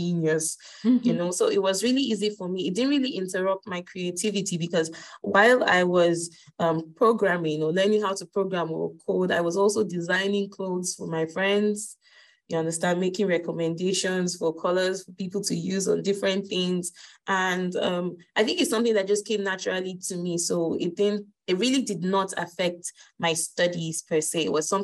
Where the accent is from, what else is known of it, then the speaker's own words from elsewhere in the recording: Lagos, Nigeria; I'm Nigerian, and I grew up in Lagos State in Nigeria.